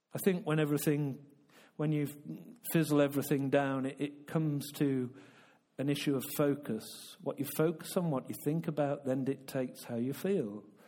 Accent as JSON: {"language": "English", "country": "United Kingdom", "said": "I'm a Brit"}